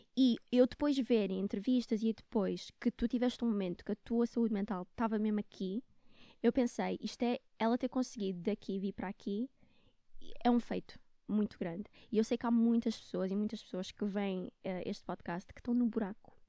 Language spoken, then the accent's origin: Portuguese; Luanda, Luanda Province, Angola; moved away as an adult; also born or lived in Netherlands; now in Portugal; eu vivia com eles em Luanda